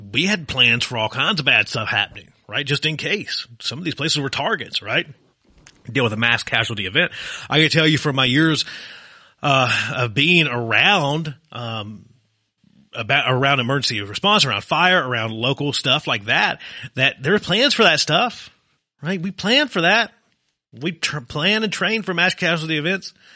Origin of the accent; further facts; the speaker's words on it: Virginia, United States; now in Arizona, United States; my home state of Virginia